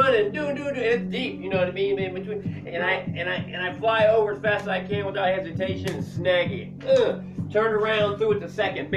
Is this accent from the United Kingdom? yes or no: no; Blythe, California, United States; I went to seniors in Blythe, California, my hometown